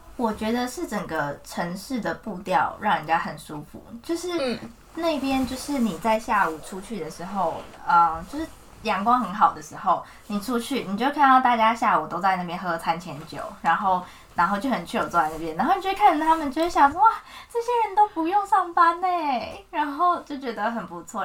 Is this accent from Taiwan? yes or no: yes; Taiwan; moved away as an adult; also born or lived in Florence, Italy; 我就是台湾